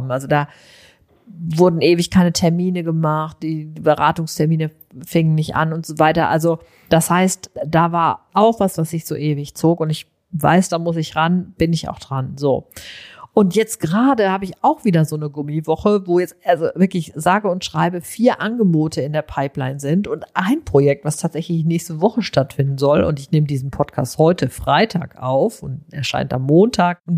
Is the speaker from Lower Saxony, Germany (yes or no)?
no; North Rhine-Westphalia, Germany; also ich komme aus dem Sauerland, ich bin ein Kind der 70er, ich erinnere mich an sehr, sehr viele, sehr verregnete, einfach im Grunde sehr kühle Sommer.